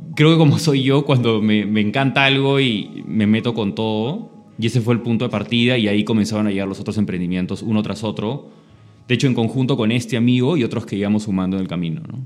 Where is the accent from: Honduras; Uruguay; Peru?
Peru; Lima; el colegio lo estudié en San Borja, me crié en San Borja